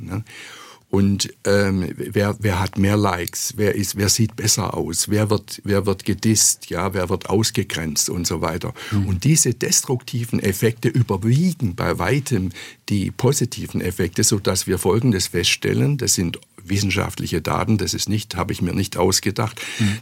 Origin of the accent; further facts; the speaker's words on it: Stuttgart, Baden-Württemberg, Germany; moved away as an adult; also born or lived in Tübingen / Freiburg / New York; Ich bin in Tübingen geboren, da war ich aber nur kurz in meinem Leben, am Anfang meines Lebens und habe aber hier in Stuttgart meine Schulzeit verbracht, meine Gymnasialzeit